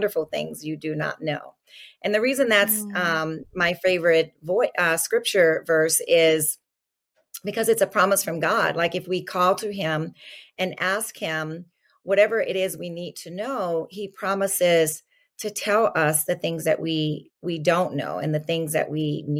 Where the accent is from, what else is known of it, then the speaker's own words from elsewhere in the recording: New Orleans, Louisiana, United States; moved away as an adult; now in California, United States; I'm originally from New Orleans, Louisiana. So I grew up, in the suburbs outside of New Orleans and moved to California in my adult years.